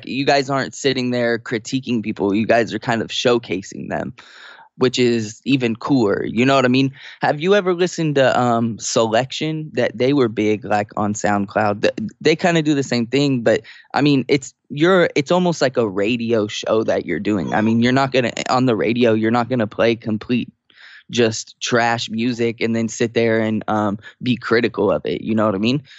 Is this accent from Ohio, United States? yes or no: no; Sacramento, California, United States; moved away as an adult; now in San Diego, United States; I was born and raised in Sacramento